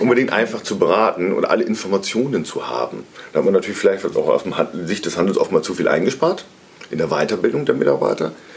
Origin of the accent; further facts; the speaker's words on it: Cloppenburg, Lower Saxony, Germany; moved away as an adult; also born or lived in Mannheim; now in Munich, Germany; aufgewachsen bin ich in Kloppenburg, mhm. einer schönen Kreisstadt ähm, in Niedersachsen ähm, auf dem flachen Land. Ähm, bin aber seit über 20 Jahren inzwischen in äh, München wohnhaft